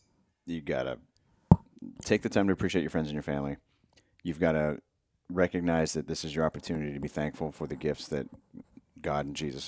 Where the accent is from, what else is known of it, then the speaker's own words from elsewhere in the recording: Erie, Pennsylvania, United States; my family, when we were growing up, the town over, I grew up outside of Erie, mm-hmm, in Pennsylvania